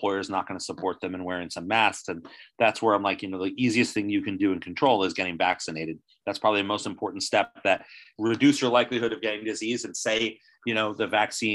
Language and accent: English; New Jersey, United States; I grew up in New Jersey, right outside New York City